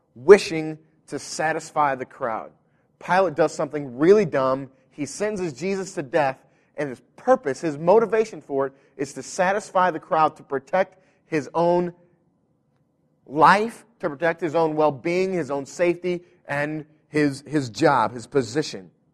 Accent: United States; we are American Christians

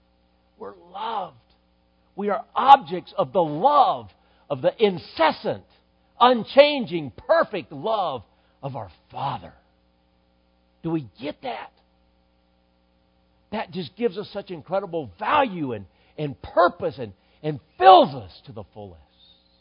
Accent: Dallas, Texas, United States; born there; And in many ways, I feel at home in Mesquite, Texas. And I was born in Dallas.

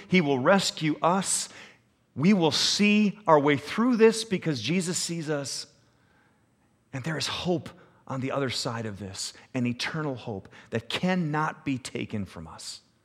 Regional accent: United States

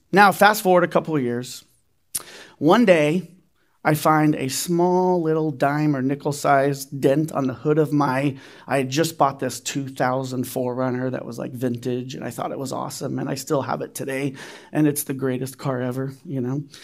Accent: Riverside, California, United States; now in Reno, United States; now remember, I'm from Riverside, right? I, I lived in Riverside before Reno. Now I'm from Reno, so this can happen in Reno as well.

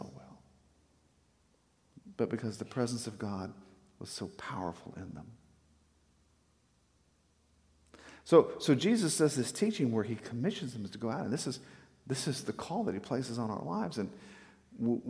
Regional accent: South Texas, United States; we grew up in South Texas

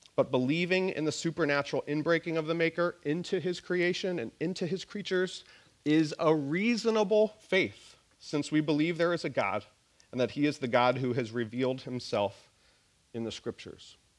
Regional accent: Nova Scotia, Canada; moved away; I grew up in Nova Scotia

